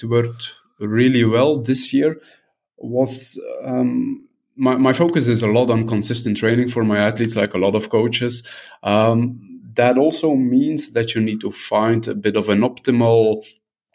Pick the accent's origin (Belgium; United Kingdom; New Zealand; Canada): Belgium; also born or lived in southern France; now in France; I'm from Belgium, but living in southern France.